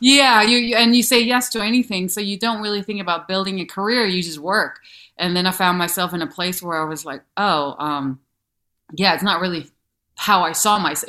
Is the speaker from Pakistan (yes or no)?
no; Denmark; accent: thick accent; English is a second language; moved away as an adult; also born or lived in New York; from Denmark